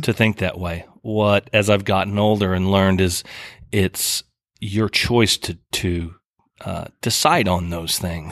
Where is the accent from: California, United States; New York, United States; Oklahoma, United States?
Oklahoma, United States; moved away as an adult; now in Key West, United States; I grew up in Oklahoma, as I said, rural